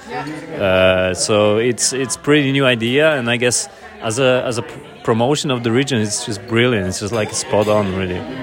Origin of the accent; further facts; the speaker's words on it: Poland; English is a second language; now in Reykjavik, Iceland; I'm originally from Poland